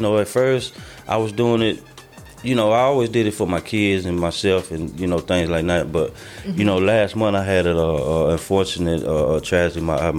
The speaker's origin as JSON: {"language": "English", "region": "the South", "country": "United States", "said": "He's from the West Coast. I'm from the South."}